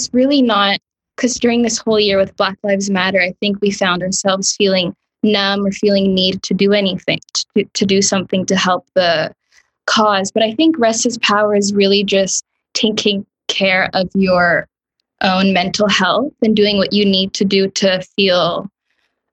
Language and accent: English; Ottawa, Ontario, Canada; but I was raised in Ottawa